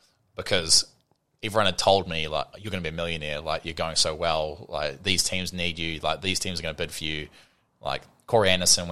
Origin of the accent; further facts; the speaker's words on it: New Zealand; a Kiwi